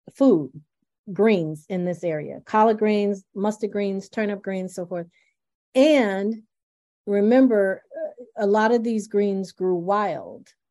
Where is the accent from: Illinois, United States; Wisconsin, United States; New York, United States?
New York, United States; Buffalo; also born or lived in Farmville, Virginia; I'm from rural Virginia, and uh, but I grew up in Buffalo